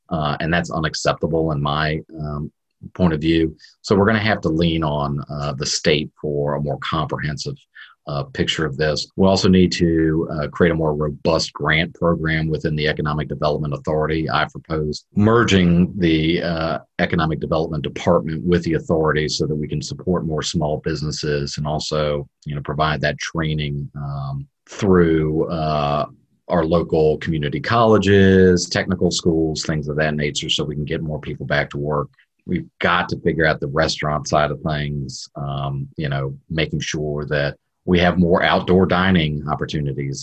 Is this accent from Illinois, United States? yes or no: no; Richmond, Virginia, United States; grew up in Richmond. Um, I love Richmond. I was, you know, born at MCV, uh, grew up in the first district.